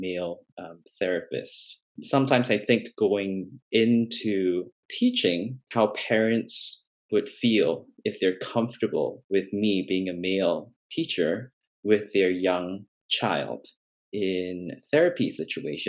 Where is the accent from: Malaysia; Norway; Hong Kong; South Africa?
Malaysia; moved away; I grew up in Malaysia, in an Asian kind of a culture